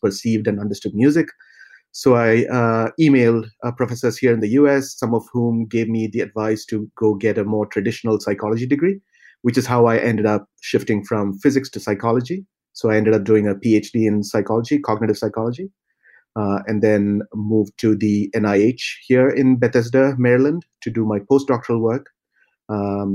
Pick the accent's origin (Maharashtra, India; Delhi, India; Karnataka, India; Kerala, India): Kerala, India; Thrissur; also born or lived in Tamil Nadu; I was born in the state of Kerala in India, which is a small coastal state. So my hometown is Thrissur